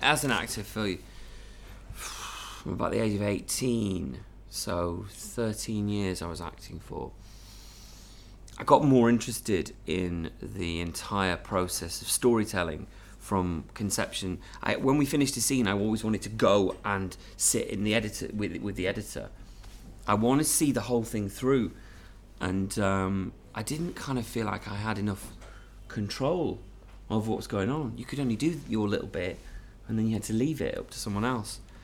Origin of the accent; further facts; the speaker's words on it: Manchester, North West England, United Kingdom; I'm from Manchester, there's a kind of northern